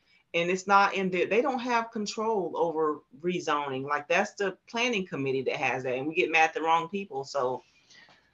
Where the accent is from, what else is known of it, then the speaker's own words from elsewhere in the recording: Salemburg, North Carolina, United States; moved away as an adult; now in Clarksville, United States; I was born in a very small town in North Carolina, Sampson County, Salemburg.